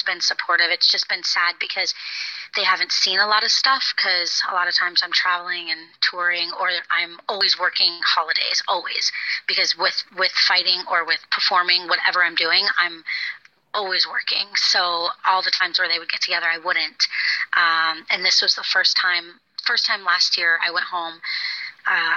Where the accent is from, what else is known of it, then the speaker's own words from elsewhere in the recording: Florida, United States; moved away as an adult; also born or lived in London; I grew up in Florida, so I moved far away